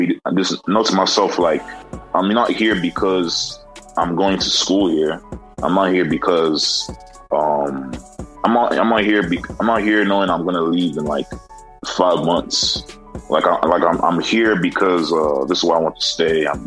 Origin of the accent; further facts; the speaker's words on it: Nigeria; now in United States; I'm actually from Nigeria.